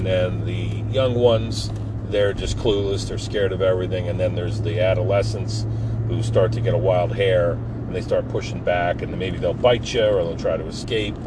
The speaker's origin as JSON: {"language": "English", "town": "Forked River", "region": "New Jersey", "country": "United States", "tie": "born or raised there", "said": "when I grew up in Forked River."}